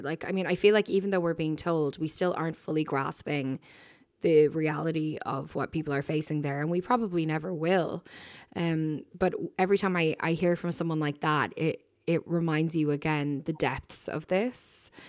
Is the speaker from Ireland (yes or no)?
yes; Dublin, Leinster, Ireland; I said, "Ireland." And, uh, she said, "Where in Ireland?" And I said, "Dublin."